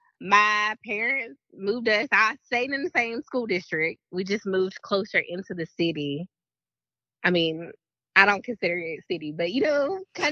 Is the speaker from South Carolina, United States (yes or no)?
yes; Fountain Inn, South Carolina, United States; also born or lived in Greenville, South Carolina / Washington, District of Columbia, United States; I hail from Greenville, South Carolina. However, I consider my hometown to be Fountain Inn, South Carolina.